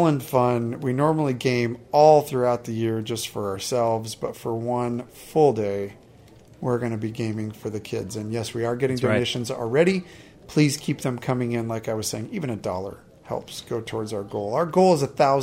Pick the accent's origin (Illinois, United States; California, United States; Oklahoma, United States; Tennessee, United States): California, United States; here in my home state of California